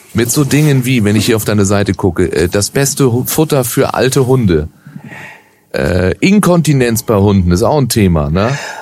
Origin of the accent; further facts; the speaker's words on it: Baden-Württemberg, Germany; now in Cologne, Germany; ich bin geborener Badener